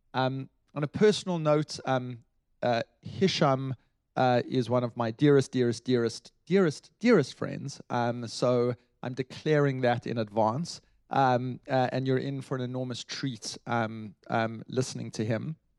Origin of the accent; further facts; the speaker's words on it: South Africa; I come as a South African, I come from a country which um, had a revolution